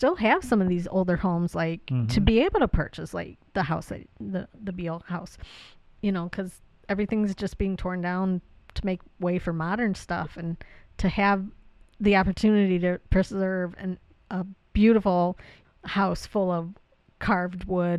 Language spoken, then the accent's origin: English; Ohio, United States; maybe we're just biased because we're from Ohio